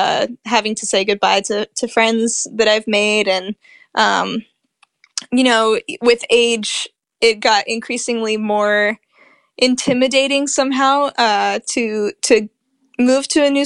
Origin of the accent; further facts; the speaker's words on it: Spain; also born or lived in Europe / Asia / Middle East; So I grew up mostly in Spain to a Spanish dad, and my mom's from the States.